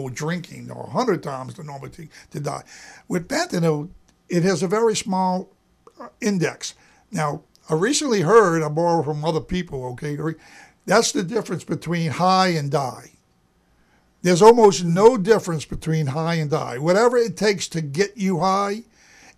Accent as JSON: {"language": "English", "region": "Louisiana", "country": "United States", "said": "I'm from Louisiana"}